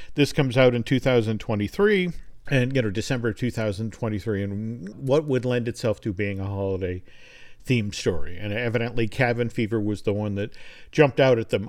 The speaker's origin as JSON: {"language": "English", "region": "New Hampshire", "country": "United States", "tie": "born or raised there", "said": "my home state, New Hampshire"}